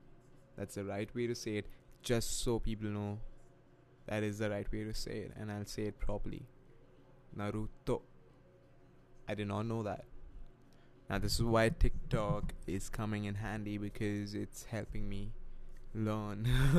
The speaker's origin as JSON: {"language": "English", "country": "India", "tie": "born or raised there", "second_language": "English", "moved": "yes", "said": "I wasn't always like this. I was born and raised in India, but I guess that's what happens when you live in another country for a while."}